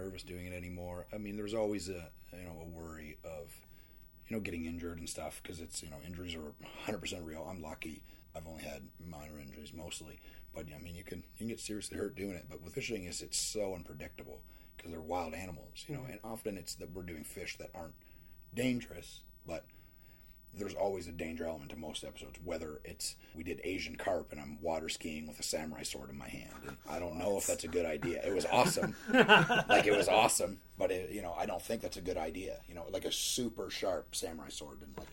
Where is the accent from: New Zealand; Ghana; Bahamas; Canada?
Canada; now in United States; I grew up in Canada